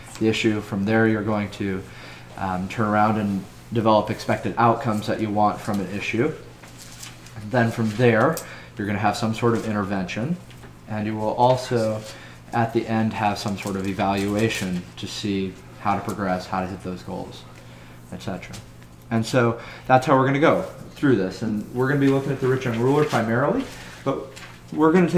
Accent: United States

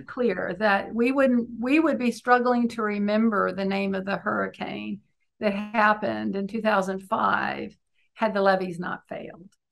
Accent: Beaumont, Texas, United States; having grown up on the Gulf Coast um, and being Cajun

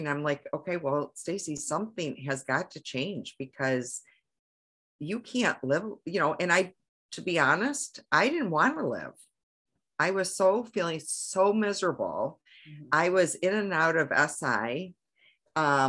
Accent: Michigan, United States; I'm from Michigan

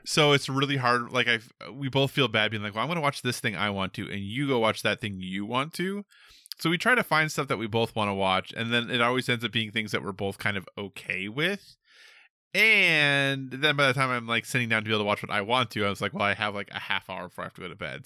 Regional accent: United States; I'm an American

